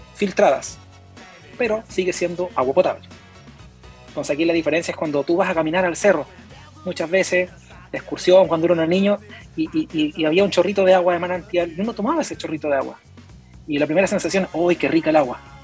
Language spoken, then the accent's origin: Spanish; San Pedro de la Paz, Biobío, Chile; moved away as an adult; now in Melinka, Chile; yo soy oriundo de Concepción, San Pedro La Paz